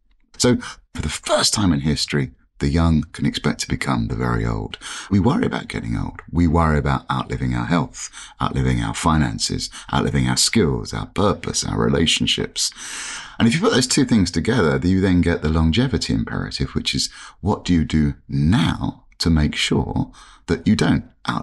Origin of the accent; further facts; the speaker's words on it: England, United Kingdom; born there; I was born in 1965 in England, and I was an identical twin.